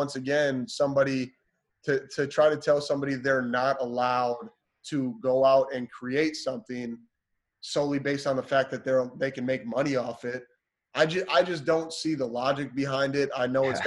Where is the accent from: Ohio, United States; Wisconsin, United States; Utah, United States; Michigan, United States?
Wisconsin, United States; small town; also born or lived in Seattle, Washington; When I moved from Seattle back to Wisconsin, I did seventh grade in both states